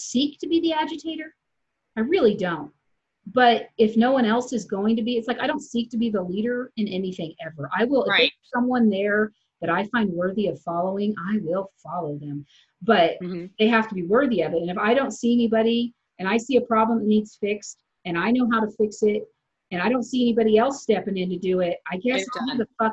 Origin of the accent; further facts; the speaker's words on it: Midwest, United States; I grew up in the Midwest